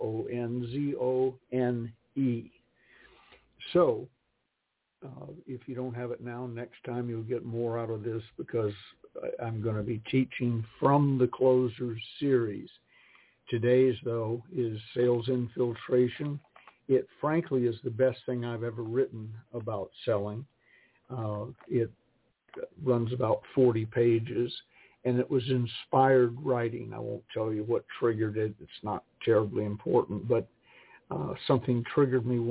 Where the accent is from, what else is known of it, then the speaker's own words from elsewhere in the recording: Georgia, United States; I was raised in the South